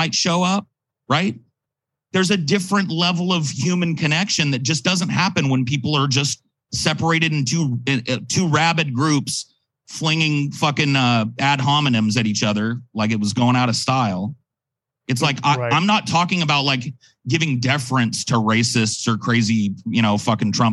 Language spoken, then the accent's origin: English; California, United States; as a Californian